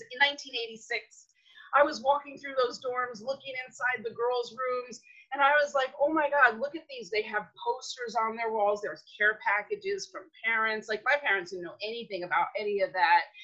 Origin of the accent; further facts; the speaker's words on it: New York City, New York, United States; now in Redondo Beach, United States; I am born and raised in New York City some 50 something years ago